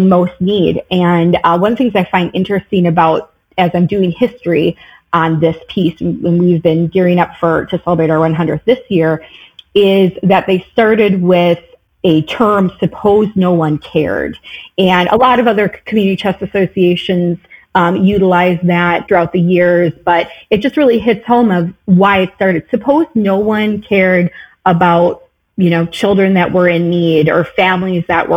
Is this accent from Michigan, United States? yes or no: no; Milwaukee, Wisconsin, United States; moved away as an adult; also born or lived in Racine, Kenosha area; now in Kenosha, United States; I was born and raised in Milwaukee and lived there throughout my childhood and into my early adulthood